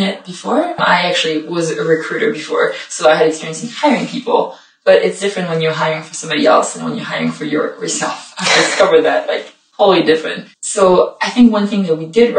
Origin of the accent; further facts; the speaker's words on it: Paris, Île-de-France, France; moved away as an adult; also born or lived in Montpellier, France; now in London, United Kingdom; I'm originally from Paris, but I've been studying and living and working in the south of France for a couple of years before moving here